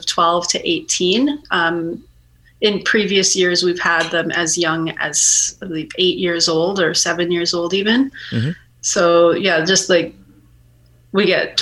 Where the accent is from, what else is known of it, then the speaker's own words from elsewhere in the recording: Coast Mountains of British Columbia, Canada; I come from the Coast Mountains of BC